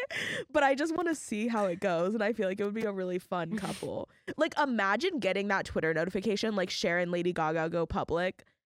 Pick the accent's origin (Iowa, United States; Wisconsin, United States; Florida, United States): Florida, United States; Miami; born there; I'm from Miami. How can I not love …? I was born in Miami, not from there.